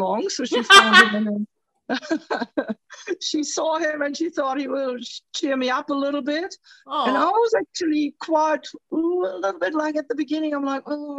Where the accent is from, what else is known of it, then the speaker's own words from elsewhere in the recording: Germany; now in Australia; I'm originally from Germany.